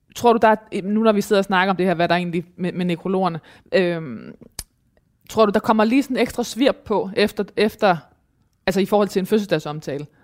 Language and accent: Danish; Thy, North Denmark Region, Denmark; jeg kommer jo fra Thy, som er lige ved siden af Mors